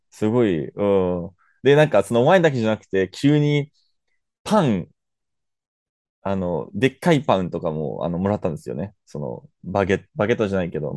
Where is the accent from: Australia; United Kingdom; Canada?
Canada; 僕のみたいな、なんか、あの、カナダ生まれ育ちのルーマニア人じゃなくて、